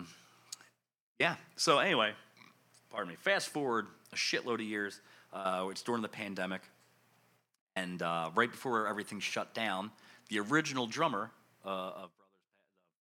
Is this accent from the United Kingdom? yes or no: no; Philadelphia, Pennsylvania, United States; I grew up in West Philly